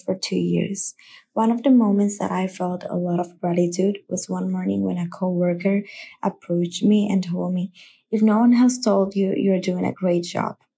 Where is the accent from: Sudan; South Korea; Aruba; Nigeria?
Aruba; I am from Aruba